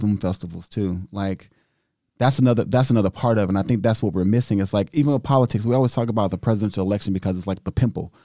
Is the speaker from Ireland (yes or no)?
no; United States; I'm so grateful to just be an American